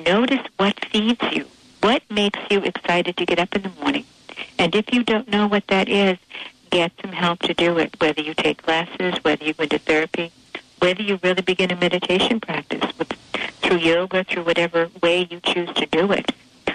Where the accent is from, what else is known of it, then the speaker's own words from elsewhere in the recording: Boston, Massachusetts, United States; I'm from South Boston, Massachusetts